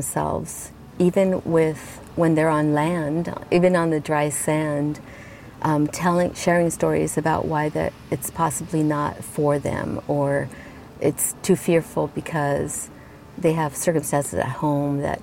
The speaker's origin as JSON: {"language": "English", "town": "Santa Monica", "region": "California", "country": "United States", "tie": "born or raised there", "also_born_or_lived": "Colombia", "lives_now": "Monterey, United States", "said": "I'm originally from Colombia. I grew up in Colombia until I was 9. Until 1981, I grew up in Santa Monica."}